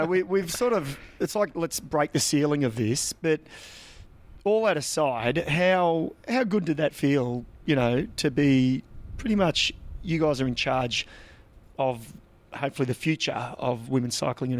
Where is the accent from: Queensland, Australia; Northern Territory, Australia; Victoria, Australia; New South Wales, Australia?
Victoria, Australia; we grew up in Country Vic, and then we both sort of, I guess, moved to Melbourne and went overseas